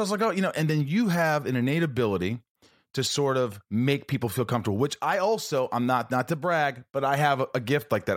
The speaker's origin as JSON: {"language": "English", "region": "Southern Indiana", "country": "United States", "tie": "born or raised there", "moved": "yes", "said": "I'm still that kid from Indiana"}